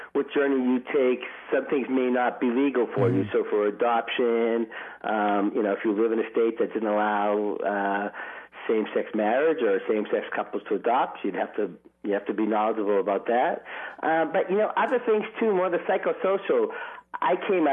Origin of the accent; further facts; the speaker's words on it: Boston, Massachusetts, United States; moved away; also born or lived in New York City; I'm from Boston